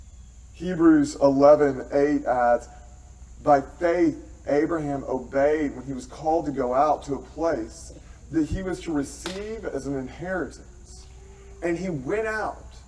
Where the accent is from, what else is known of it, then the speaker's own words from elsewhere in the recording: Tennessee, United States; moved away; I am from Tennessee